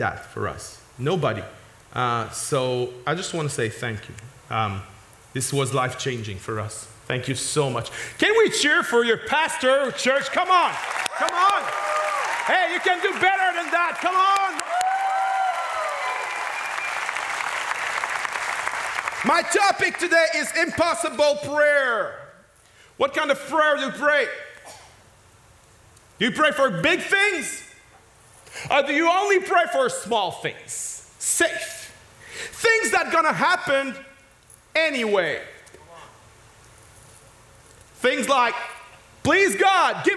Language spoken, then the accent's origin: English; Quebec, Canada; accent: French; first language French; English is a second language; I'm French speaking, but I'm not French. I'm a Quebecois